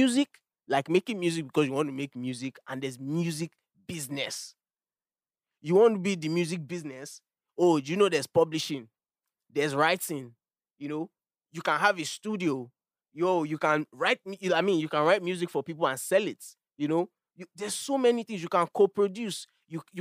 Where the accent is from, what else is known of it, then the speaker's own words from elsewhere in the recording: Nigeria; I am a Nigerian